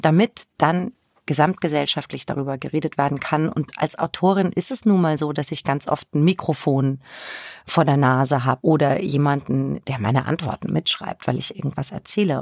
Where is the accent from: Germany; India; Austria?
Germany; Bavaria; moved away as an adult; also born or lived in Würzburg; now in Hamburg, Germany; ich bin im Spessart aufgewachsen, habe in Würzburg studiert